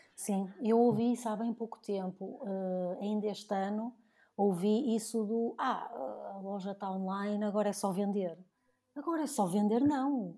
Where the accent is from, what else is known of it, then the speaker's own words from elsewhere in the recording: Porto, Norte, Portugal; also born or lived in Dubai; voltei aqui para a minha terra natal, né? voltei aqui para o Porto